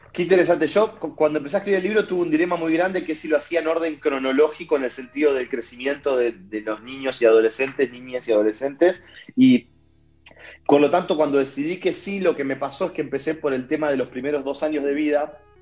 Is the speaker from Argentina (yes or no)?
yes; Bahía Blanca, Buenos Aires Province, Argentina; desde el interior, desde la República de Bahía Blanca